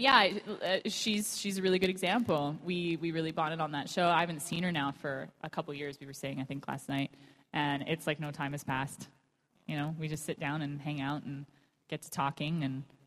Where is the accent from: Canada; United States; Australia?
Canada; I'm from Canada